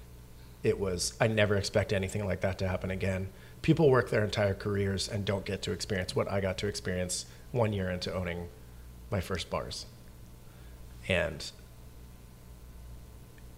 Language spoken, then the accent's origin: English; Canada; now in Seattle, United States; I'm an immigrant from Canada.